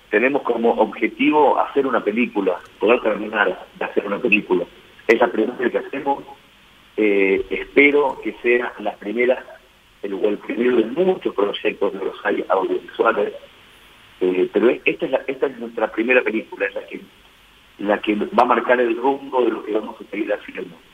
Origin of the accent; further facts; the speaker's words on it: Argentina; yo no, soy de Buenos Aires, soy del interior